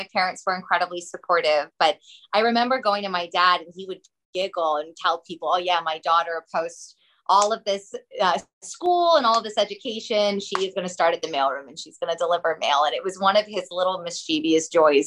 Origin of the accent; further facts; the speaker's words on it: Los Angeles, California, United States; I'm from Los Angeles. I'm 3/4 Iraqi, 1/4 Iranian, fully Jewish, first generation American